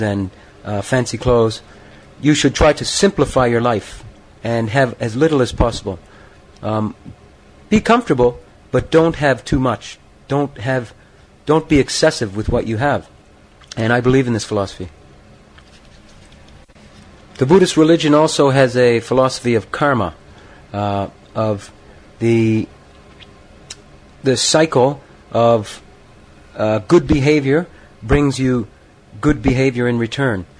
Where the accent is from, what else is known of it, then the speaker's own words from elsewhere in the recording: Canada; I'm from Canada.